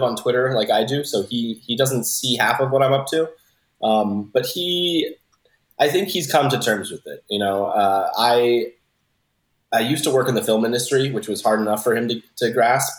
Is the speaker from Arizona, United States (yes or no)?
no; South Florida, United States; moved away as an adult; also born or lived in Philadelphia; now in Los Angeles, United States; I grew up in South Florida.